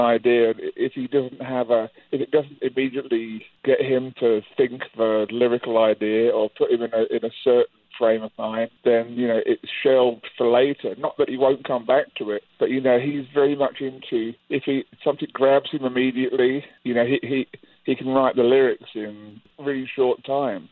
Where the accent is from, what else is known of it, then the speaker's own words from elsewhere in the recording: England, United Kingdom; also born or lived in Manhattan, New York; now in United States; Rich and I grew up in England, in the countryside